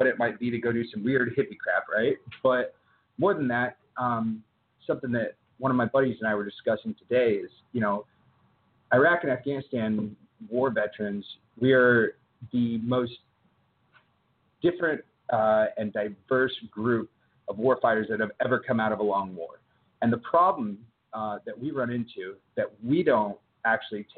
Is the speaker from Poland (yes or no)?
no; Texas, United States; now in South Carolina, United States; I grew up in Texas